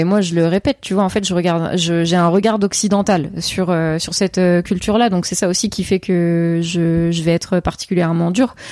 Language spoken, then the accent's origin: French; Seine-et-Marne, Île-de-France, France; now in Paris, France; j'ai grandi en Seine-et-Marne.